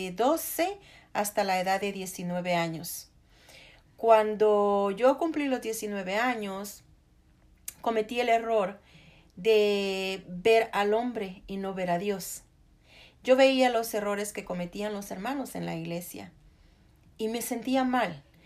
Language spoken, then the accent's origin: Spanish; El Salvador; moved away as an adult; now in United States; yo soy salvadoreña de nacimiento y americana de, de corazón